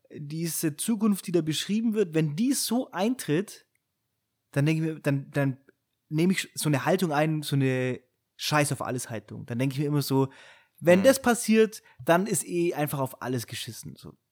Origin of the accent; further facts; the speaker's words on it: Friedberg, Bavaria, Germany; ich bin ja in Friedberg geboren und aufgewachsen, das ist so ein kleines Kaff neben Augsburg.